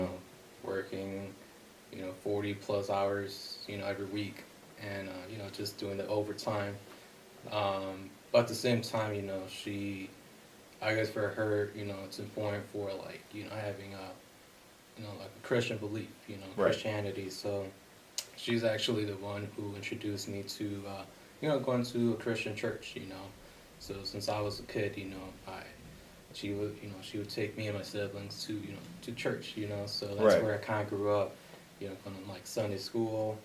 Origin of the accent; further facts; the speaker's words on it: Aurora, United States; born and raised in Aurora on the west side